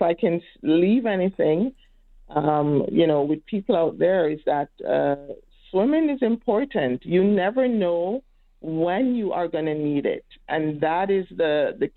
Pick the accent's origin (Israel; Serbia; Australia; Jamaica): Jamaica; now in Edmonton, Canada; I'm from Jamaica and we are surrounded by water